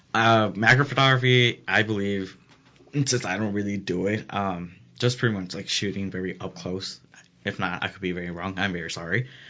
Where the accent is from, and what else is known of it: Elgin, Illinois, United States